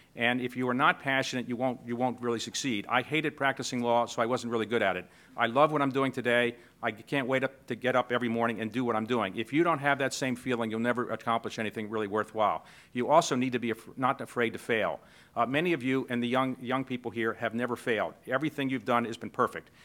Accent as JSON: {"language": "English", "town": "Baltimore", "region": "Maryland", "country": "United States", "said": "I came from Baltimore. I grew up, uh, the son of a postal worker"}